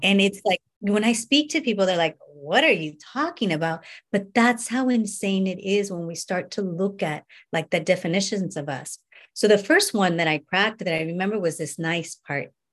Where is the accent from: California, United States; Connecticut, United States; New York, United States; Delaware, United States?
California, United States; Northern; I grew up in North or North, North California